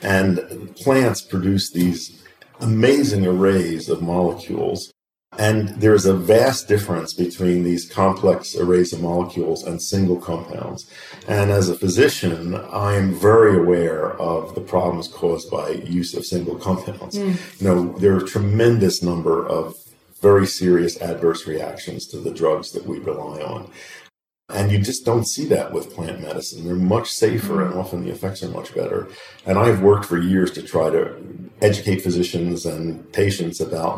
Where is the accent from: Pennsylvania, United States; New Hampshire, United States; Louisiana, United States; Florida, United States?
Pennsylvania, United States; Philadelphia; When I was growing up, I grew up in Philadelphia, and we had a row house